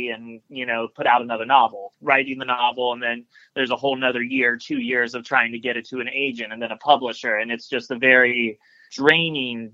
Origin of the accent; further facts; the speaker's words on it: Columbus, Ohio, United States; also born or lived in Indianapolis, Indiana; I was born in Indianapolis, Indiana, but I've lived in Columbus, Ohio here since I was four. So I grew up here